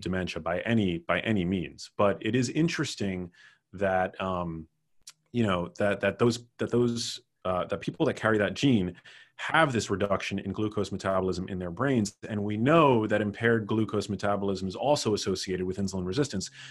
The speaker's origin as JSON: {"language": "English", "town": "New York City", "region": "New York", "country": "United States", "tie": "born or raised there", "said": "I grew up in New York City, which is where my mom lives"}